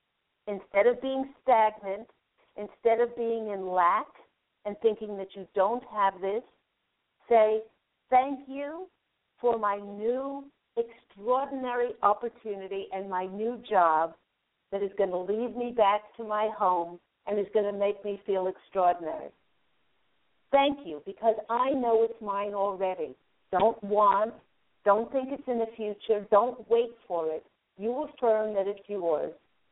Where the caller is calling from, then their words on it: California, United States; I'm calling from California, Bay Area.